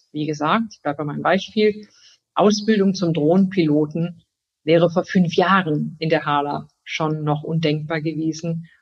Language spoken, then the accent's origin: German; Germany; ich bin natürlich äh, in Deutschland geboren. Deutschland ist ein Stück Heimat.